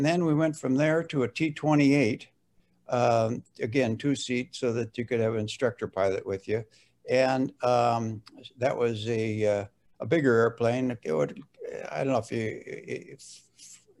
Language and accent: English; Fargo, North Dakota, United States; I was born and raised right here in Fargo, in South Fargo.